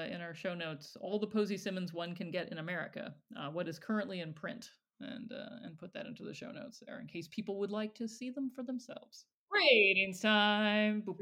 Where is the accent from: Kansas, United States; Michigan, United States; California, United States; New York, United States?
Michigan, United States; Growing up, because Kate and I grew up in Michigan